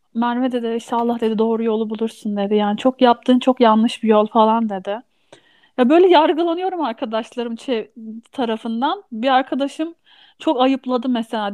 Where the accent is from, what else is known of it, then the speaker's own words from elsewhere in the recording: Ankara, Turkey; also born or lived in Istanbul; Doğma büyüme Ankaralıyım.